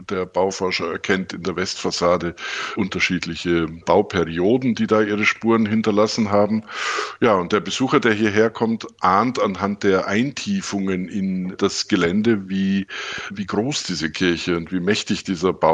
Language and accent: German; Neuburg an der Donau, Bavaria, Germany; Ich bin in Neuburg an der Donau im Oberbayern aufgewachsen, habe so die, die, die, übliche Laufbahn eines ja, sehr bildungsaffinen Elternhauses durchlaufen.